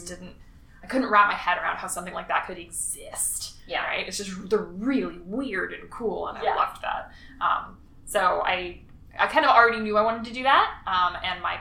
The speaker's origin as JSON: {"language": "English", "town": "Springfield", "region": "Illinois", "country": "United States", "tie": "born or raised there", "also_born_or_lived": "New Orleans, Louisiana", "moved": "as an adult", "lives_now": "Dauphin Island, Alabama, United States", "said": "I was born in Springfield, Illinois, which is flat and in the middle of nothing with no water"}